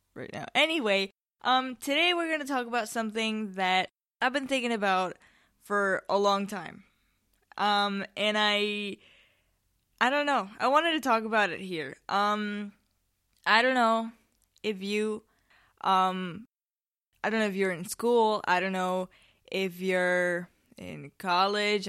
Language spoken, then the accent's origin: English; Spain; I'm from Spain